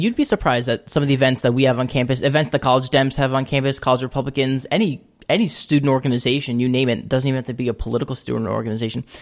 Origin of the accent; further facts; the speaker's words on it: Shoreham, New York, United States; also born or lived in Albany, New York; I'm from Long Island in a small town called Shoreham.